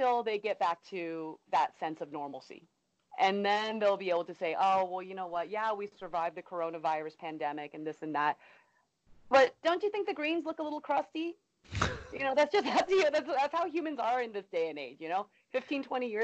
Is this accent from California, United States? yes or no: yes; California, United States; now in Florida, United States; where I grew up in California